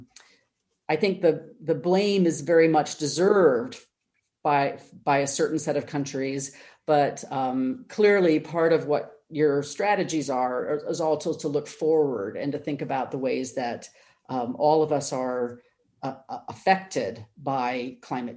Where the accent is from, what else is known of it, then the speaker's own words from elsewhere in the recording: United States; maybe you hear this in my accent, but I am an American